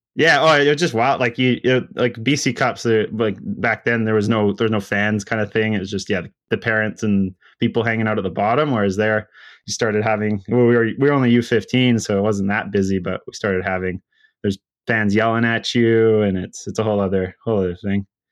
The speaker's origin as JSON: {"language": "English", "area": "Sunshine Coast, outside of Vancouver", "region": "British Columbia", "country": "Canada", "tie": "born or raised there", "said": "I grew up on like the Sunshine Coast. It's just kind of a little, it's a community outside of Seashell"}